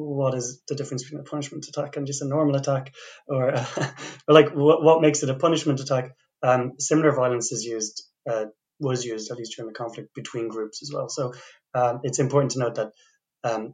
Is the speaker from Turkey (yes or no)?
no; Dublin, Leinster, Ireland; So I'm from the Republic of Ireland, I'm from Dublin